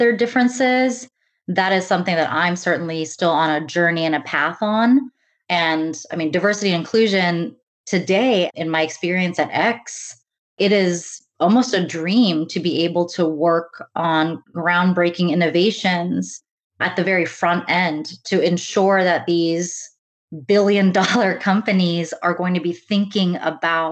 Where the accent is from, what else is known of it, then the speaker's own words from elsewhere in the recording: United States; growing up as first generation in the US, my parents are Indian and immigrated actually from Tanzania